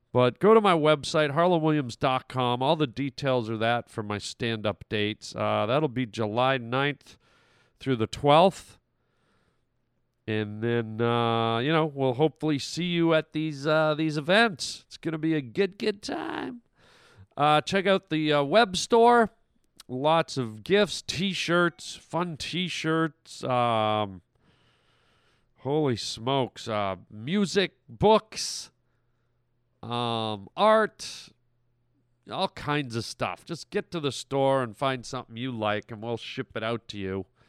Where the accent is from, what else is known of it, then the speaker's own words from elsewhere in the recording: Canada; moved away; also born or lived in United States; I was born in Canada